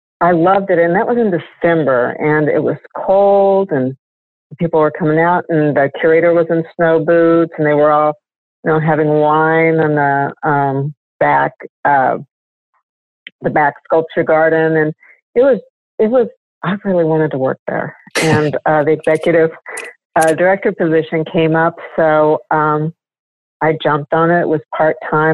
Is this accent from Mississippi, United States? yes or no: no; Pueblo, Colorado, United States; moved away as an adult; also born or lived in Seattle, Washington / Grand Junction, Colorado; now in Riverside, United States; I grew up in Colorado. Well, Seattle first for a short while, and then Colorado, mostly in Pueblo, Colorado